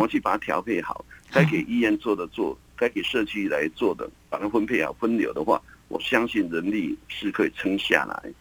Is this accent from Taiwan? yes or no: yes; Taiwan; 我们台湾人